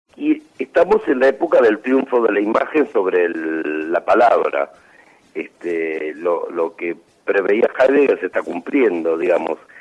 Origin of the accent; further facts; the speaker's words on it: Chaco, Argentina; now in Buenos Aires, Argentina; yo nací en el Chaco